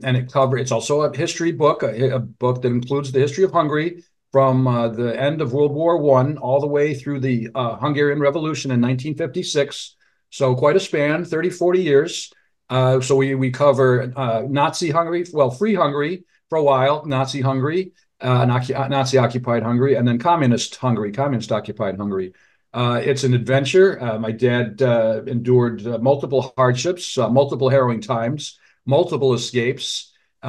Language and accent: English; Detroit, Michigan, United States; also born or lived in Massachusetts / Rhode Island; I was born in Detroit, raised in suburban Michigan near Detroit